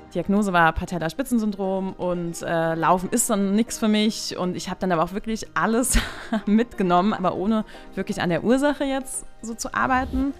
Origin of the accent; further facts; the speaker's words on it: Bad Kreuznach, Rhineland-Palatinate, Germany; ich komme auch gebürtig aus Bad Kreuznach